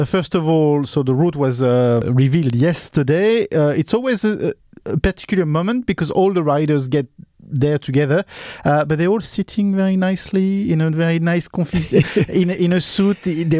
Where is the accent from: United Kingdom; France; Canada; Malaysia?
France; Paris, Île-de-France; I am not from the north, I'm from Paris.